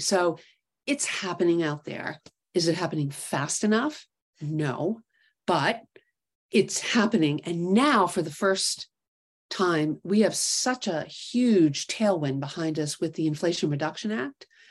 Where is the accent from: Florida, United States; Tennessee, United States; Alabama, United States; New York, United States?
New York, United States; New York City; also born or lived in Connecticut; growing up in New York City